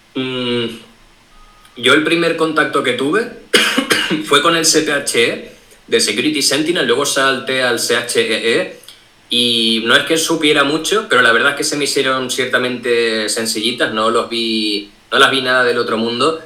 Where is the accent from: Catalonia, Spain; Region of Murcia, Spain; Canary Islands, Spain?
Canary Islands, Spain; Tenerife; Yo soy de Tenerife